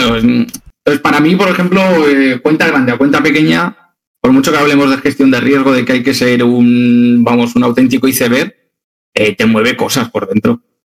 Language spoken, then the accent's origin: Spanish; Zaragoza, Aragon, Spain; moved away as an adult; now in Alicante, Spain; mi ciudad natal es Zaragoza, pero por mi trabajo me vine aquí.